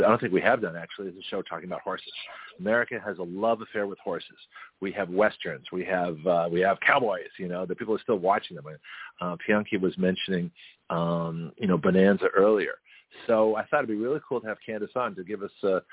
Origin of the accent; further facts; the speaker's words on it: Toronto, Ontario, Canada; moved away; I was born in Toronto